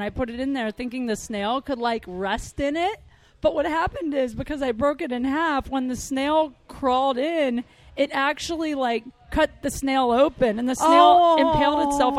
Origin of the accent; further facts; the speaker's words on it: Ohio, United States; moved away; also born or lived in Marina Del Rey, California; where I grew up in Ohio.